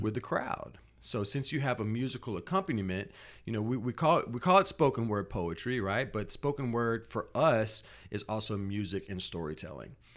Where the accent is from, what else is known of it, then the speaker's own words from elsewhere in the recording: Natchez, Mississippi, United States; I was born in Natchez, Mississippi